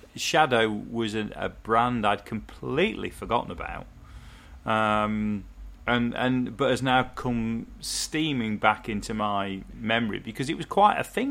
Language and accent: English; North Nottinghamshire, East Midlands, United Kingdom; I grew up in North Nottinghamshire through the coal miners' strike